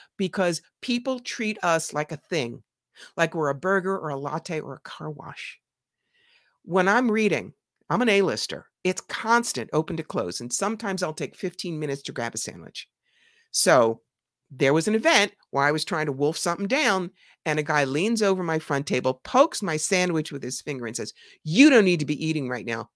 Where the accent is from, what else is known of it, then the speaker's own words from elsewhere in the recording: New York, United States; I'm from New York.